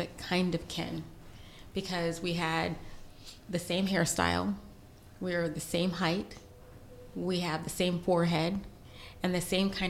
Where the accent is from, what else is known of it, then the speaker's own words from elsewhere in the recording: United States; we're from the United States